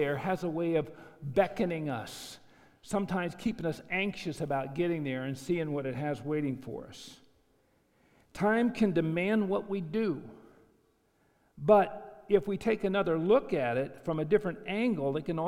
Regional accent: Arizona, United States; I'm from Arizona

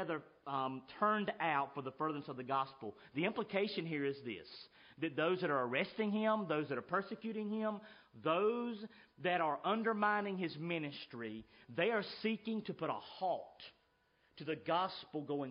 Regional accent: United States; I'm an American

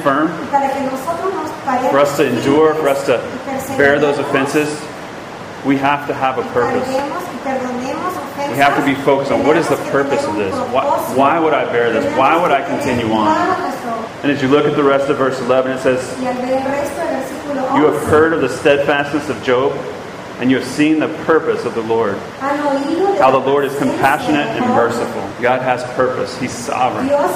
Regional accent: Georgia, United States; I'm from Georgia

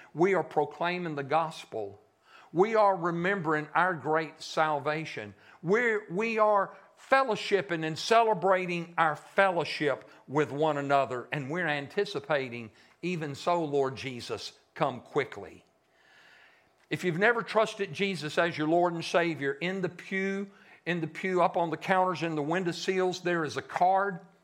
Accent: Shreveport, Louisiana, United States; moved away; I'm a Yankee. I'm from Shreveport

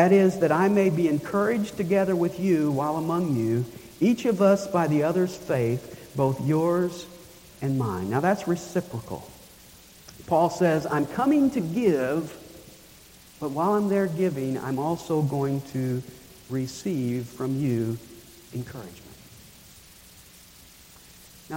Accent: Nashville, Tennessee, United States; When I was a kid growing up in Nashville

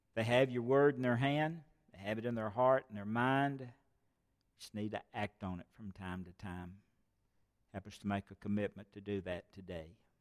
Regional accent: United States; I was born here in America

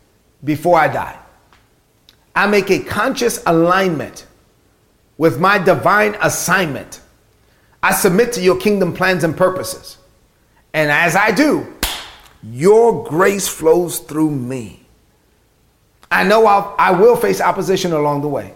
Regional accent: New York City, New York, United States; born or raised there

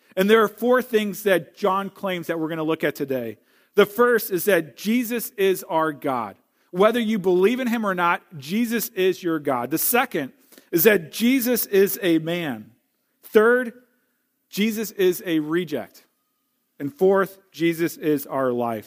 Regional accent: St. Louis, Missouri, United States; now in Wisconsin, United States; I grew up in Saint Louis. I'm a Missouri boy.

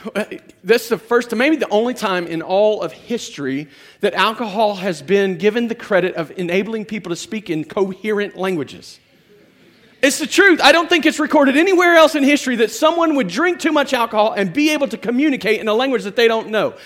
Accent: United States

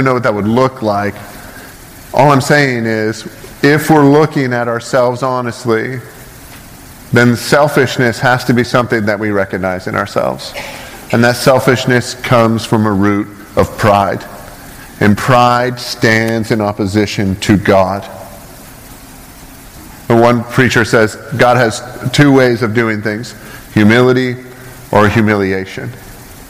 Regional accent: Canada; now in United States; I'm not American, so I'm going to slam your country for a second. I'm from Canada, and I pay a lot of money to live here.

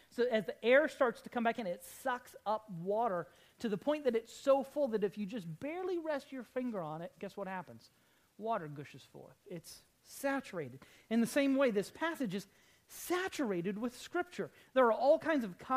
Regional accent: United States; as American Christians

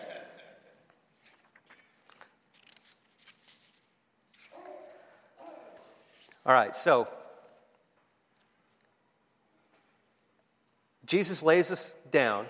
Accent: Boston, Massachusetts, United States; accent: Boston; moved away; also born or lived in San Diego; I am from Boston, B-A-H-S-T-A-N

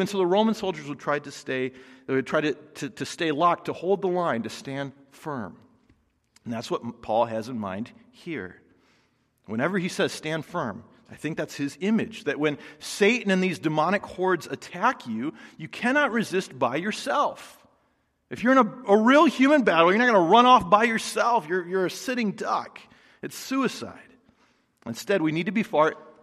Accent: United States; American Christians

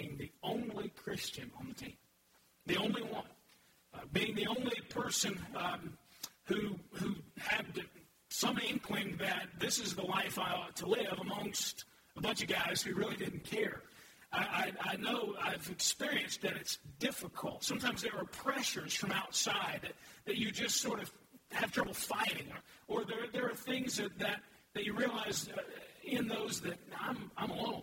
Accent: United States; I'm an American. God simply blessed me with the opportunity to grow up in this country

